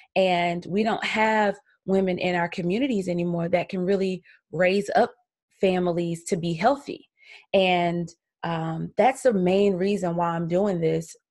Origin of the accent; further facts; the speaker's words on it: Columbia, South Carolina, United States; I am from Columbia, South Carolina, so I'm an old country gal